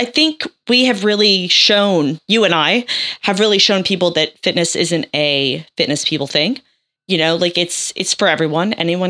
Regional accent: United States; I am American

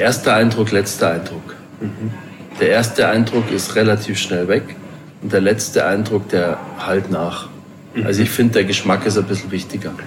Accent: Chiemgau, Bavaria, Germany; ich bin auf dem Bauernhof groß geworden. Mhm. Am Wochenende bei meinen Großeltern, wir hatten einen Bauernhof im Chiemgau

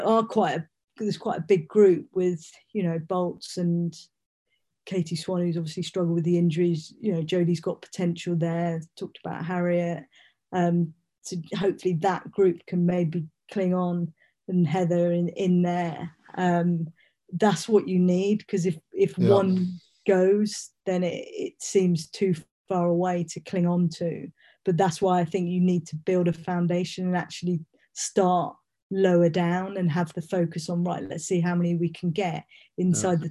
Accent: United Kingdom; being a Brit

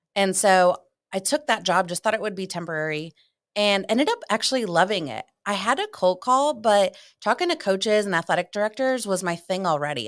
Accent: Ohio, United States; moved away as an adult; also born or lived in South Carolina; I'm originally from Ohio, and I went to college in South Carolina

